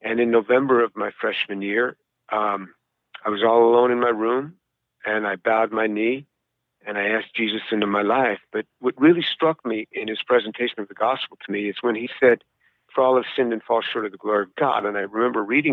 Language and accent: English; New York, United States; now in Houston, United States; I was born in New York City. I grew up just outside of New York City, in the suburbs, just outside, about a 20-minute drive down into the city